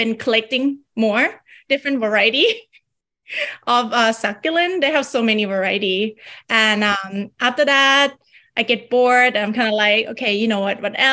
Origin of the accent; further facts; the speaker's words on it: Bangkok, Thailand; moved away as an adult; now in San Jose, United States; I am from Bangkok, Thailand. I came here with my family when I was 18 years old.